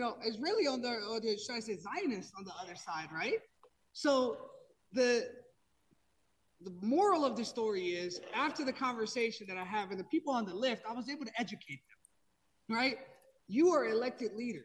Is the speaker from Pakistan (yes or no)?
yes; Pakistan; now in United States; I'm not from Palestine. I'm from Pakistan. You know, I've been in this country for a very, very long time.